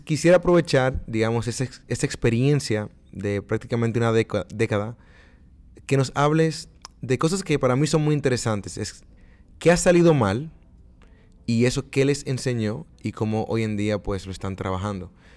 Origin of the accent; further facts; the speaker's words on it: Dominican Republic; moved away; mi tierra, mi República Dominicana